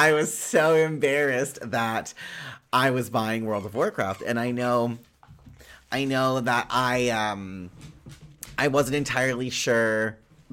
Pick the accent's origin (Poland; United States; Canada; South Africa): Canada; Winnipeg, Manitoba; I'm from Winnipeg, Manitoba.